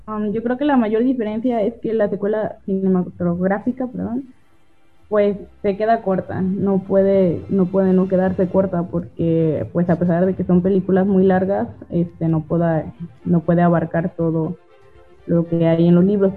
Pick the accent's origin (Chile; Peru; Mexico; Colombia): Mexico; El Grillo, Jalisco; moved away as an adult; now in Colima, Mexico; yo soy originaria de El Grillo, Jalisco